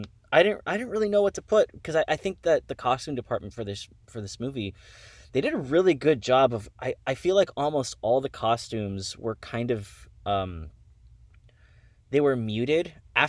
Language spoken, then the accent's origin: English; Miami, Florida, United States; Absolutely I did. I'm from Miami.